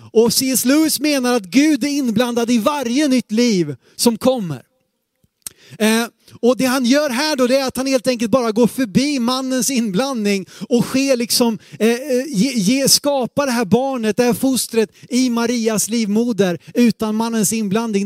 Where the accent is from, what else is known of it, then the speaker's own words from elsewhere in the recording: Sweden; vi som svenskar, sekulariserade svenskar